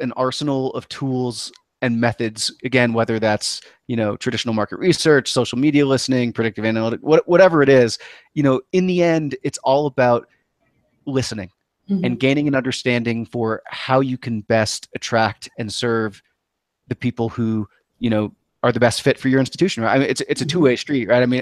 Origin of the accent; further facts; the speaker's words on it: New England, United States; moved away; I grew up in New England